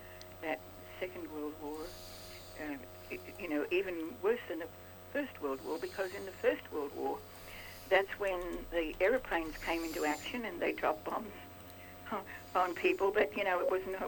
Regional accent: Rockhampton, Queensland, Australia; my hometown, which happened to be on the Tropic of Capricorn. It's called Rockhampton

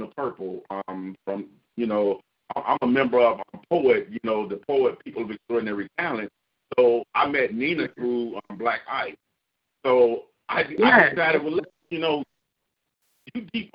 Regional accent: Chicago, Illinois, United States; now in Florida, United States; Well, I'm originally from Chicago, but I live in Florida right now. But I'm a Chicago native, born and raised.

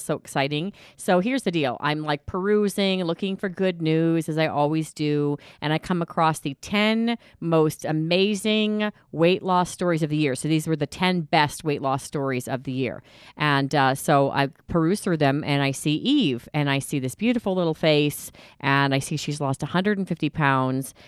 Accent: Boulder, Colorado, United States; my hometown of Boulder, Colorado.

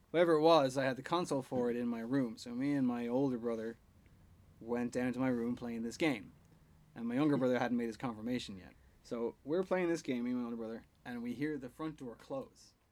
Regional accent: Ireland; I would miss the community feeling that growing up in Ireland and going to church every Sunday kind of had.

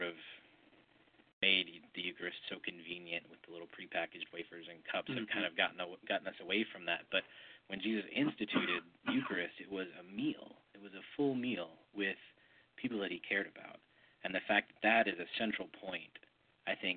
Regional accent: Wyoming, United States; also born or lived in Birmingham; now in Atlanta, United States; I grew up in Wyoming

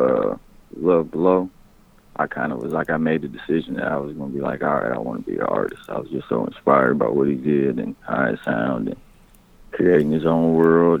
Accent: Flint, Michigan, United States; moved away as an adult; also born or lived in Arizona; now in Kansas City, United States; originally I'm from Flint, Michigan. But then I kind of like grew up in Flint, Michigan all through my like, teenage years

